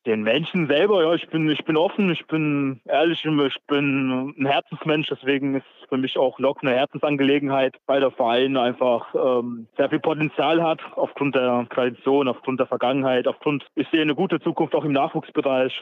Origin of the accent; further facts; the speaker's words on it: Electoral Palatinate, Baden-Württemberg, Germany; moved away as an adult; now in Erfurt, Germany; ich bin Kurpfälzer, ich komme aus Baden-Württemberg gebürtig